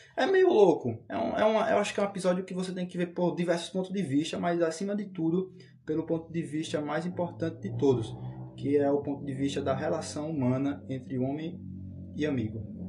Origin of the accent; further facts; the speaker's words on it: Brazil; eu sou brasileiro